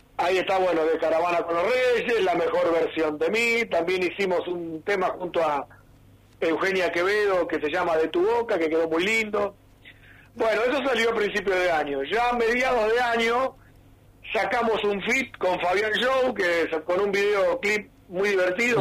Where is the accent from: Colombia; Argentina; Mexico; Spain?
Argentina; Junín, Buenos Aires Province; nosotros como somos de Junín